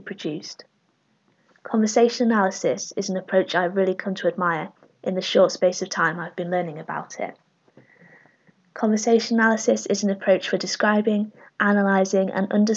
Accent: Sheffield, Yorkshire and the Humber, United Kingdom; also born or lived in Huddersfield, West Yorkshire; I am originally from Huddersfield in West Yorkshire and raised in Sheffield, South Yorkshire, and very proud of it

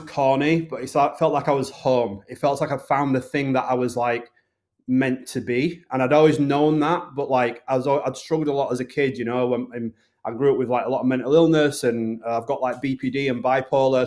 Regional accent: the north of England, United Kingdom; accent: Northern; my accent, which is a Northern accent.

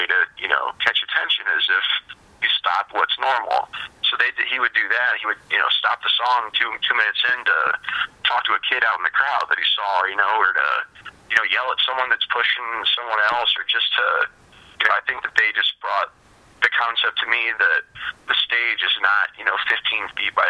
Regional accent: Lima, Ohio, United States; also born or lived in Ottoville, Ohio; I grew up in Lima, Ohio

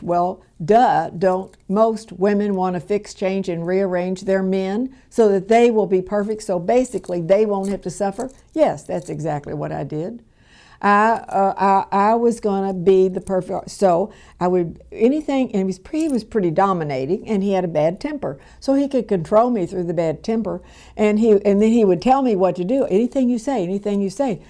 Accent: Louisville, Kentucky, United States; where I was born and raised in Louisville, Kentucky

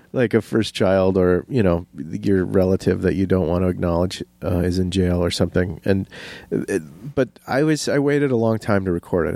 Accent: Menomonie, Wisconsin, United States; moved away; also born or lived in Minnesota; it's my hometown

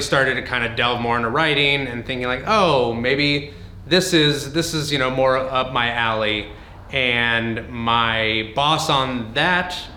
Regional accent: Los Angeles, California, United States; also born or lived in Santa Barbara; I'm one of the rare native Angelenos that went into this business. I grew up in the San Fernando Valley, Woodland Hills specifically

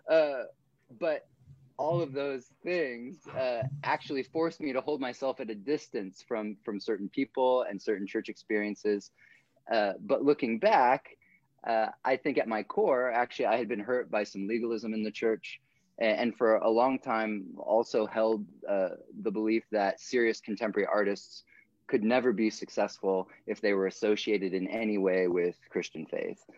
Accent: South Africa; also born or lived in Portland, United States; I was born in Portland, Oregon, uh, and then when I was nine, moved to South Africa. I was raised in South Africa by missionary parents.

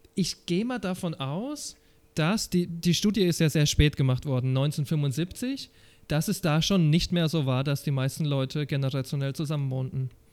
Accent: Germany; Als ein Deutscher, der in der Stadt wohnt, wo es recht teuer ist zu mieten

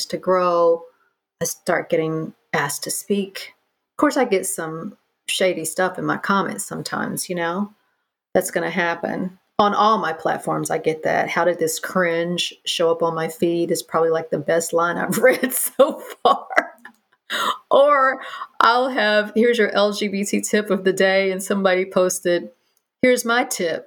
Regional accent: the Bible Belt, United States; now in New York, United States; I grew up in the Bible Belt

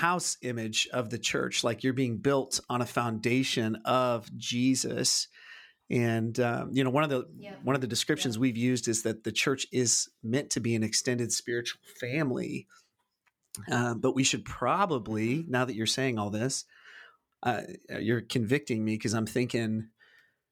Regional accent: United States; I've always struggled growing up in the American church, that really only being the only context that I've been swimming in.

